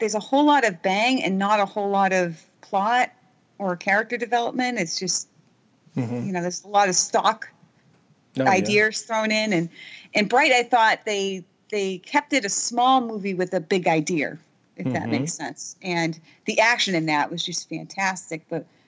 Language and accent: English; New England, United States; I'm American